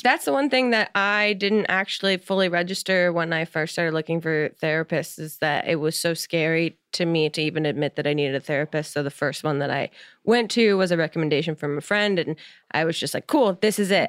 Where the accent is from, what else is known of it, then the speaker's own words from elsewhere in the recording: New Jersey, United States; I'm from New Jersey.